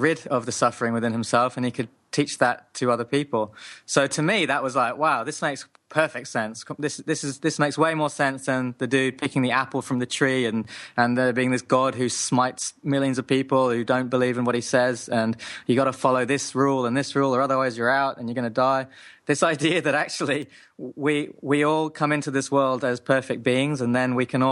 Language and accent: English; Hong Kong, then England, United Kingdom; also born or lived in Japan; I grew up in Hong Kong, then England